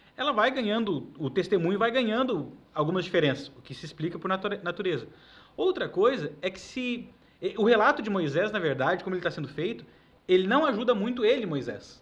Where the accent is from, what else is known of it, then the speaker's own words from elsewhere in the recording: Brazil; nós somos brasileiros, é a nossa herança